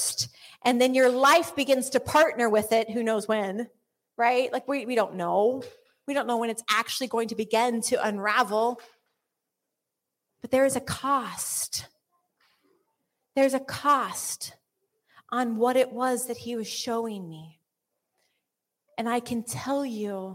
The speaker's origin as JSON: {"language": "English", "country": "United States", "said": "I'm American"}